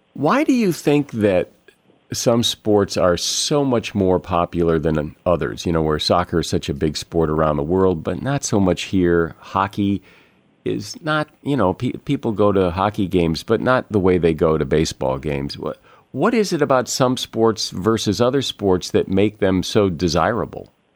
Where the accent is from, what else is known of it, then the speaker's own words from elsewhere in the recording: Connecticut, United States; now in West Coast, United States; I grew up in Connecticut